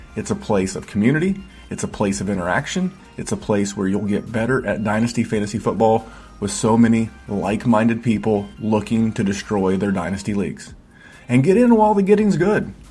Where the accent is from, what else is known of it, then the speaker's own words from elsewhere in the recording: Indiana, United States; in Indiana when I grew up